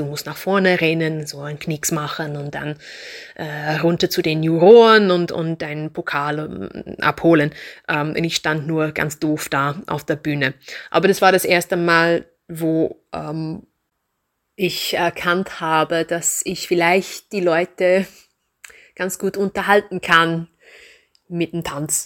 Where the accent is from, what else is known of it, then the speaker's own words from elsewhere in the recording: Reading, South East England, United Kingdom; German is a second language; now in Kirchdorf an der Krems, Austria; Ich bin geboren in England, in einer Industriestadt, ähnlich wie Linz. Ähm, die heißt Reading.